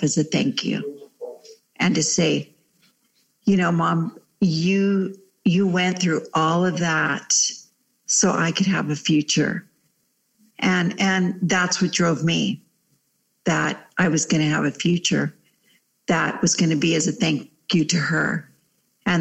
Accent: La Puente, California, United States; first language Spanish; English is a second language; I was raised in the city of La Puente, which is about 20 miles east

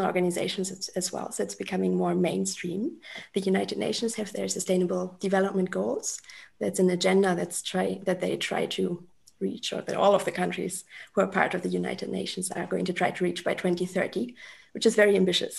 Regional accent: Germany; moved away as an adult; also born or lived in Mexico City, Mexico; now in Mexico; I am from Germany originally. I'm currently sitting in the south of Mexico.

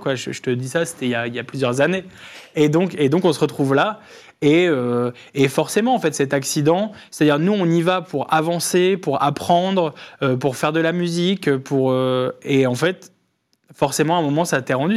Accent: Lille, Hauts-de-France, France; je viens de Lille

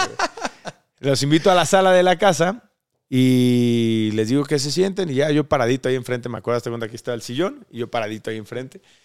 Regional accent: Córdoba, Veracruz, Mexico; nosotros somos de Córdoba, Veracruz.

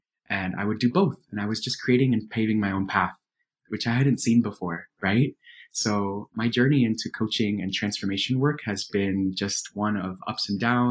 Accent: Miami, Florida, United States; First generation immigrant kid growing up in Miami.

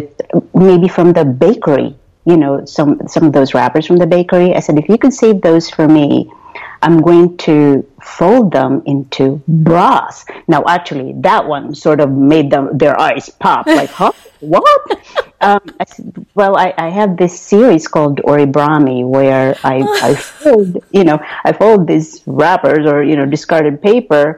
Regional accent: Philippines; moved away; growing up in the Philippines

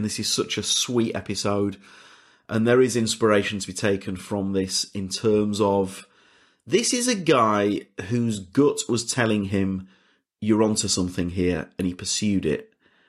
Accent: Leeds, Yorkshire and the Humber, United Kingdom; I'm from Leeds as well.

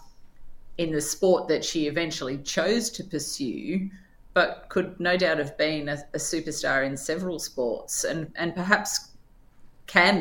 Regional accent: Hobart, Tasmania, Australia; when I was growing up in Hobart

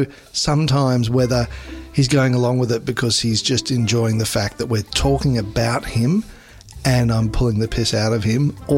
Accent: Queensland, Australia; accent: slow drawl; as a Queenslander, I've got a bit of a slow drawl

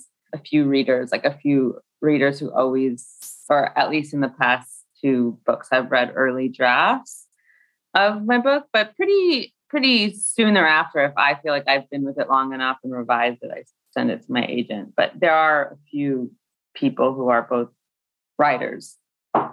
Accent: Scottsdale, Arizona, United States; moved away as an adult; now in Brooklyn, United States; I grew up in Scottsdale.

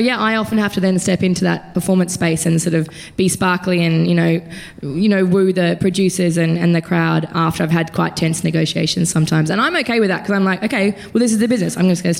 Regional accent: Queensland, Australia; I'm from Queensland

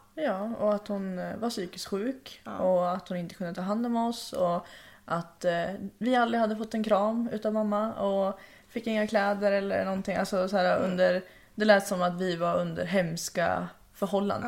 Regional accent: Hölö, Stockholm County, Sweden; also born or lived in Tullgarn; jag föddes 2001 i Hölö som är i närheten av Nyköping

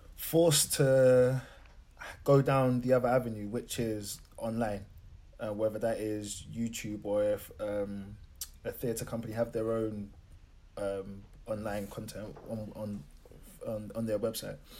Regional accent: London, United Kingdom; I'm coming from Lewisham. It's not predominantly black, but it's still classed as an urban area

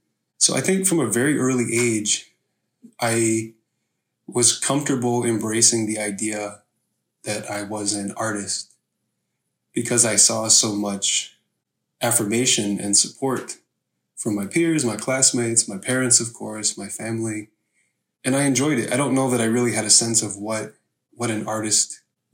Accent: Salamanca, New York, United States; I grew up on the Seneca Nation's Allegheny Territory, which is about an hour and a half south of Buffalo, right along the New York-Pennsylvania border

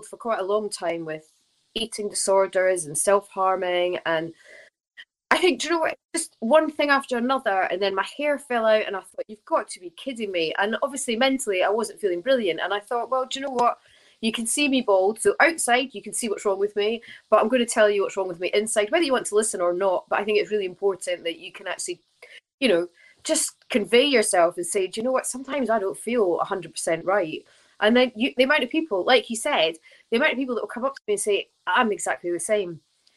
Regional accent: Scotland, United Kingdom; I'm Scottish

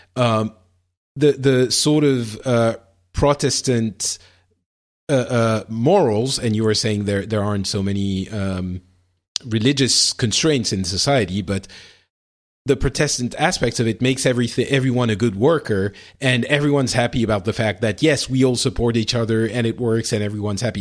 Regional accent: France; in France, we, we don't have that, or at least I didn't when I was growing up

